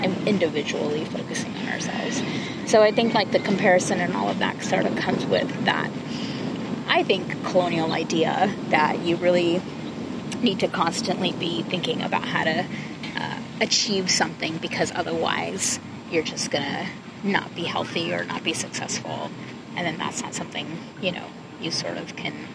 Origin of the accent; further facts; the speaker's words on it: California, United States; a cisgender woman growing up in California